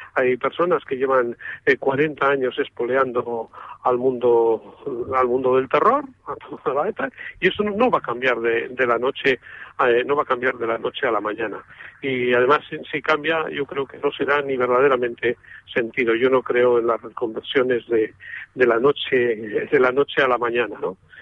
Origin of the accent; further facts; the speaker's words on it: Amurrio, Basque Country, Spain; en mi pueblo, donde soy yo, en Amurrio